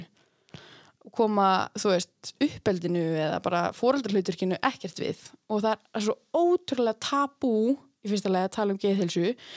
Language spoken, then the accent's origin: Icelandic; Akureyri, Northeastern Region, Iceland; moved away as an adult; also born or lived in Reykjavík; ég fætt upp alveg hérna á Akureyri og er nýflutt aftur til Akureyrar eftir að hafa verið, uh, hvað, 8 ár í Reykjavík